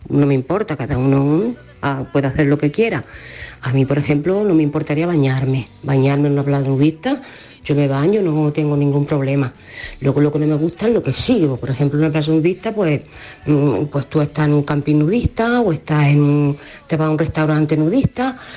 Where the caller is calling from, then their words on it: Jaén, Andalusia, Spain; Bueno, mm